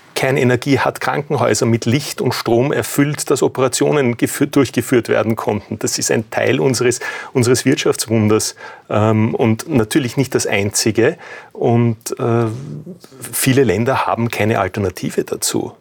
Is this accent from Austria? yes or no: yes; Austria; wir als, als Österreicher